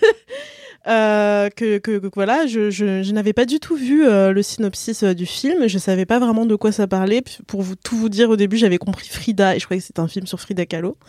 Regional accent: Guadeloupe and Martinique, Antilles, France; je viens de la Guadeloupe et de la Martinique. Et j'y ai vécu

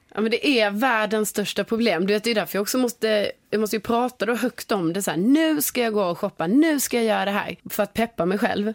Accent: Sweden; som svensk

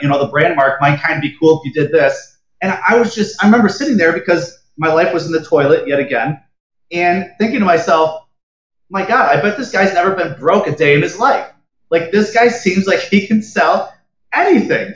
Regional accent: Rochester, New York, United States; growing up in Rochester when it, it gets so cold and so snowy in the winter

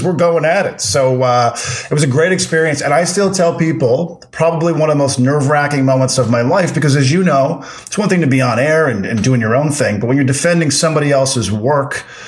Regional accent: Corner Brook, Newfoundland and Labrador, Canada; Was it in Corner Brook in my hometown

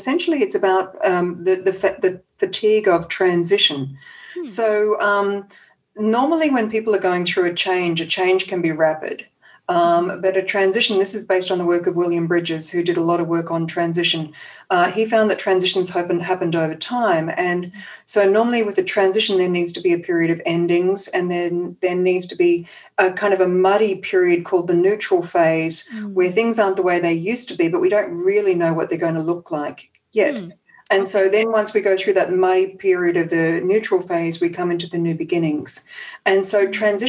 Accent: Australia; moved away as an adult; now in San Francisco, United States; I'm Australian and I moved to San Francisco about 8 years ago. So that's where I'm based now.

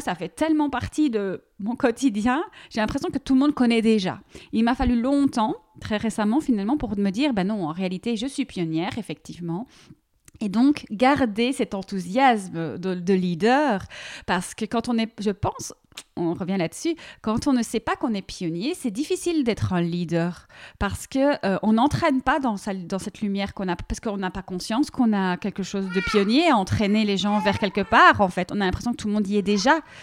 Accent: Belgium; also born or lived in near Paris, France; now in France; moi je suis belge

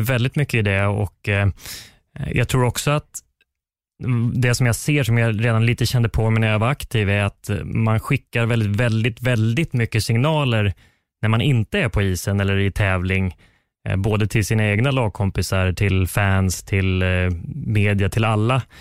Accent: Västerås, Västmanland, Sweden; now in Karlstad, Sweden; tennisplanerna hemma i Västerås

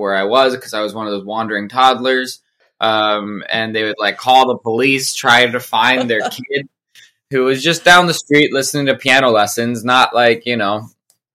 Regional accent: Colorado, United States; also born or lived in Denver / New York City; now in Nashville, United States; I grew up in Colorado

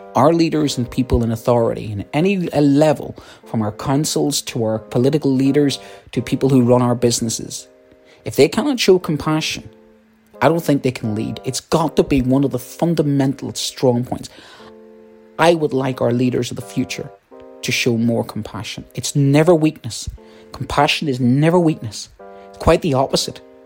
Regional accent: Ireland; I'm Irish

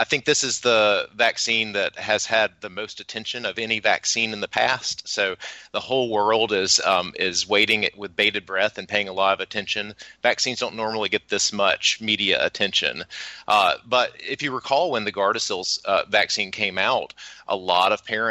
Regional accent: McComb, Mississippi, United States; I'm from Macomb

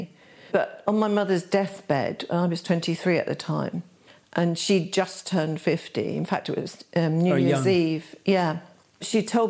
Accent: London, United Kingdom; also born or lived in Hackney; London. I was born in Kensington.

